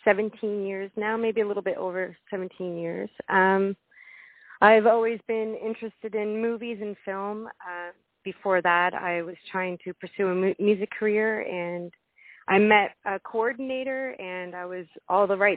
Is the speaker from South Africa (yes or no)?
no; Nova Scotia, Canada; I'm from Nova Scotia, and so from Canada, and I just never had a desire to leave.